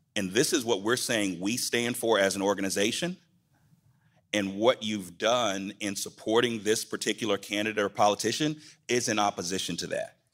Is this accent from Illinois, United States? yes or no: no; Atlanta, Georgia, United States; in my hometown